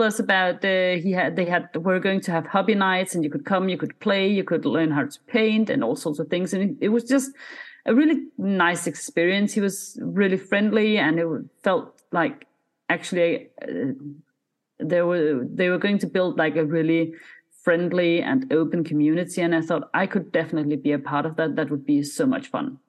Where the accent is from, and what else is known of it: Denmark; first language Danish; English is a second language